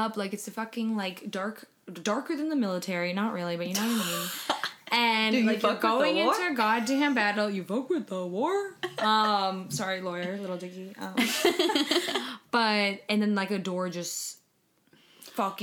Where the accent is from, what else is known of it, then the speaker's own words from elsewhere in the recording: Boston, Massachusetts, United States; also born or lived in Brooklyn; now in New York, United States; I'm from Boston I live in Brooklyn.